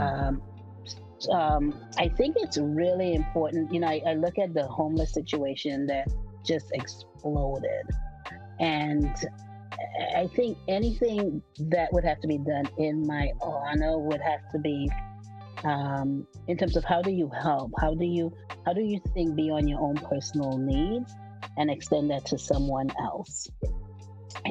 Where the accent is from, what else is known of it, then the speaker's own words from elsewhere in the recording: New York City, New York, United States; moved away as an adult; also born or lived in St. Lucia; now in Bay Area, United States; I immigrated to New York City um, at the age of seven. And I grew up in New York City